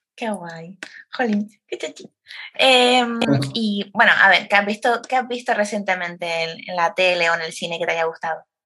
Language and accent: Spanish; Canary Islands, Spain; yo soy de España, pero soy de Canarias